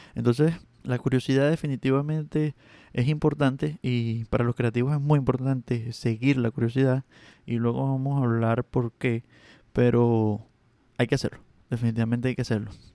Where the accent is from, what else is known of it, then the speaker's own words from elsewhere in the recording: Venezuela; accent: this part of Venezuela; Mi acento de esta parte de Venezuela es terrible